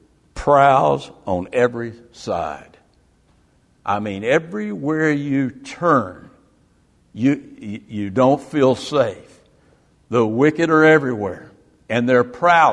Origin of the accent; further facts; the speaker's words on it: the South, United States; I grew up in the South in the 50s and 60s